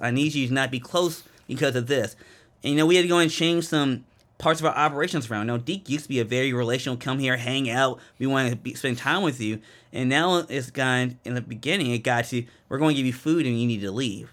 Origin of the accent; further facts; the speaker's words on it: Randallstown, Maryland, United States; moved away as an adult; I was raised in Baltimore, or a little town called Randall's Town, which is in Baltimore County.